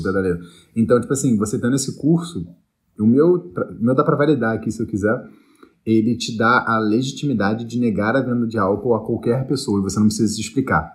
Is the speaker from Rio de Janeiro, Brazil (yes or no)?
yes; Niterói, Rio de Janeiro, Brazil; moved away; eu sou de Niterói